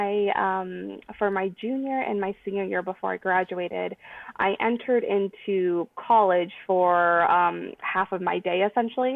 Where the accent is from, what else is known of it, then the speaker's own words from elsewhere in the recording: upstate New York, United States; also born or lived in Washington State; now in Washington, United States; I am originally from upstate New York. I live in Washington State